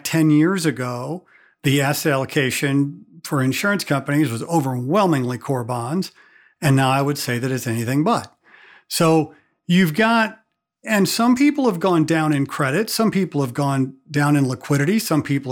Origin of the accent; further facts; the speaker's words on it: Missouri, United States; I'm from Missouri